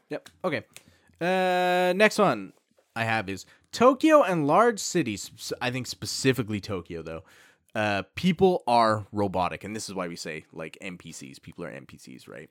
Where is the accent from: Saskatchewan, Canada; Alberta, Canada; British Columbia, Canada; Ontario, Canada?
Alberta, Canada; now in Japan; coming from Canada, well, specifically from Alberta